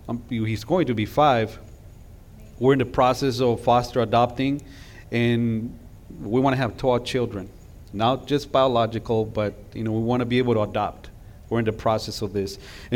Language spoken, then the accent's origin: English; California, United States; We're from California. So when we got to Texas, you know, those bumper stickers that say, I got here as soon as I could. Yeah, that was us.